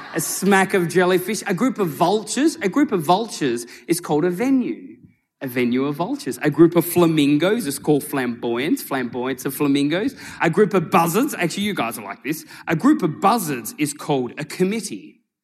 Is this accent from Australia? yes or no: yes; Tasmania, Australia; now in Sydney, Australia; I was born and raised in Tasmania, right? Down in Australia. I now live in Sydney.